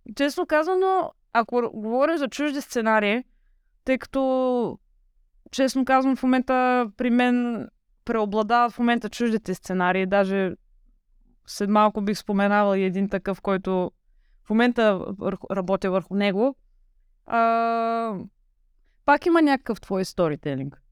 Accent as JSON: {"language": "Bulgarian", "town": "Varna", "region": "Varna Province", "country": "Bulgaria", "said": "от Варна съм"}